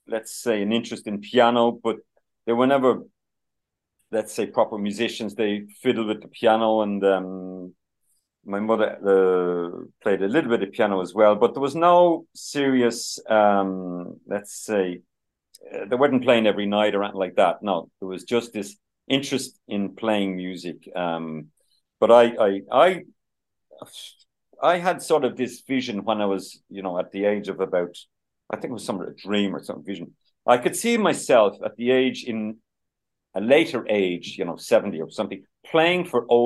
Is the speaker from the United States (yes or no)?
no; Dublin, Leinster, Ireland; we lived in Santry in the sixties. So I'm born in 1960. So I can still remember Shanard Avenue in Santry in the 65, 66